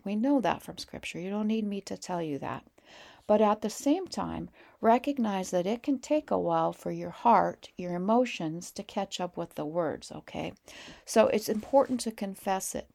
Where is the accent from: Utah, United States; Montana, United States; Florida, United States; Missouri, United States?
Montana, United States; we're from Montana